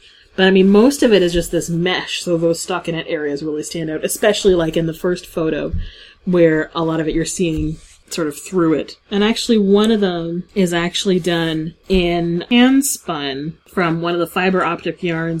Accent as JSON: {"language": "English", "town": "Hamilton", "region": "Ontario", "country": "Canada", "tie": "born or raised there", "said": "historic Dundurn Castle in my hometown of Hamilton, Ontario."}